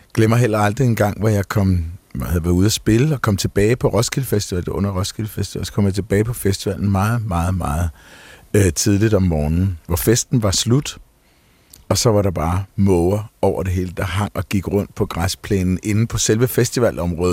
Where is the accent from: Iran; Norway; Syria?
Norway; now in Copenhagen, Denmark; min barndom i Norge